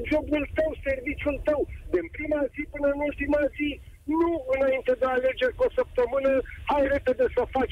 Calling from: Balotești, Ilfov, Romania; Momentan sunt în trafic din Balotești.

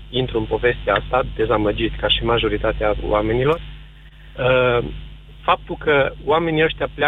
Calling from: Arad, Arad County, Romania; Sunt din Arad am adunat și adun semnături pentru USR

